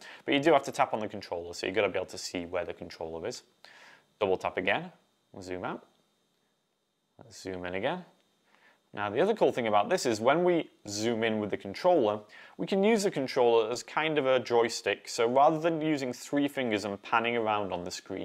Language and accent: English; Ossett, Yorkshire and the Humber, United Kingdom; moved away; I am from Yorkshire is the county, and the town is called Ossett.